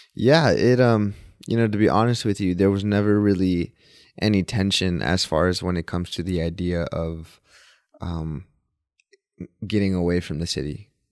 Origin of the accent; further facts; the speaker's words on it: Dallas, Texas, United States; also born or lived in Mexico; born and raised in Dallas, Texas